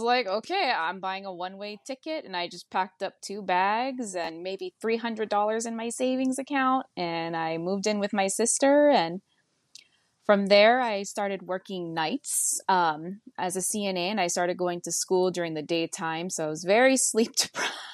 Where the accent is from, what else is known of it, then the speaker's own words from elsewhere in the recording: Hakipuʻu, Oahu, Hawaii, United States; moved away as an adult; also born or lived in Honolulu, Hawaii; now in Eugene, Oregon, United States; I was born in Honolulu, Hawaii, but I was raised in Hakipu'u